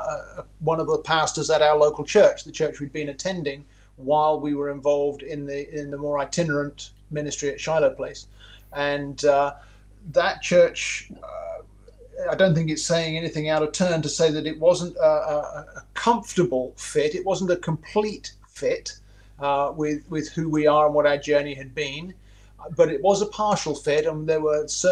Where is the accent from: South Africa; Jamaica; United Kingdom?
United Kingdom; England; moved away as an adult; also born or lived in Toronto, Canada; now in Myrtle Beach, United States